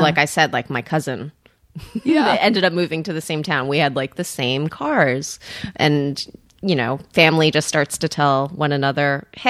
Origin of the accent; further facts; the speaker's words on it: Cresskill, New Jersey, United States; also born or lived in Queens, New York; I grew up in New Jersey. I was born in New York, in Queens. And then my parents had the choice between Creskill, New Jersey, or a loft in Soho